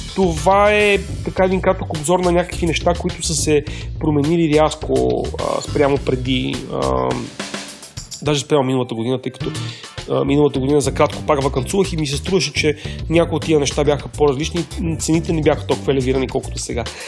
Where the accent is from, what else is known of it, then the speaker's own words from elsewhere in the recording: Bulgaria; за нас като българи